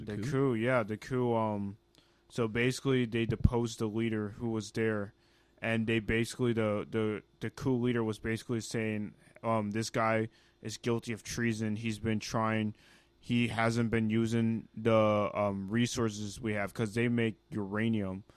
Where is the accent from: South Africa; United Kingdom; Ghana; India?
Ghana; i'm ghanaian you know that's my home country that's where i'm from that's where i originate